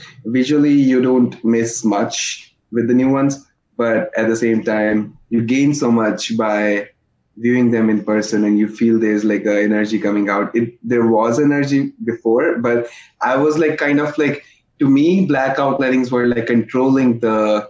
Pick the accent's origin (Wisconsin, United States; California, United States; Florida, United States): Wisconsin, United States; now in New York, United States; Because I was from Wisconsin and over there people were like super chill, super nice, they were considerate. And New York was very different.